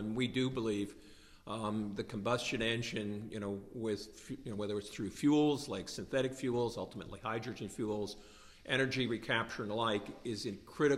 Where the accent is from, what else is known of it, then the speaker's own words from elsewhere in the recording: United States; as an American